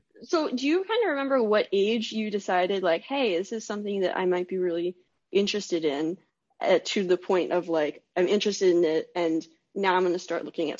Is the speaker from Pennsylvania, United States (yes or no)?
yes; Pennsylvania, United States; moved away; I grew up in Pennsylvania